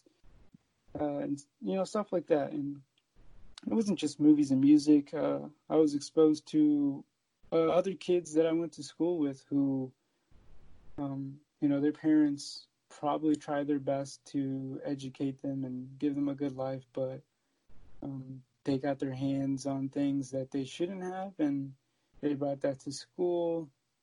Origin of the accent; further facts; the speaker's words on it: Alexandria and Woodbridge, Virginia, United States; also born or lived in Fairfax, Virginia; I was born in Fairfax, Virginia, but grew up in Alexandria, Virginia and Woodbridge, Virginia